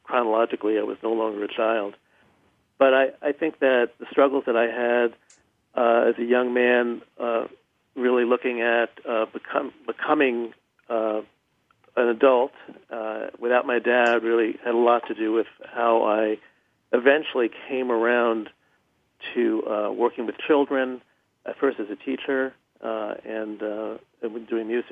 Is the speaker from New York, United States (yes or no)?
yes; New York, United States; I grew up in New York